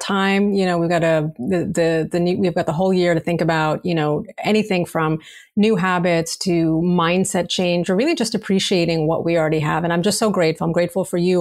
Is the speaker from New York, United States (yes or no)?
yes; New York City, New York, United States; as a New Yorker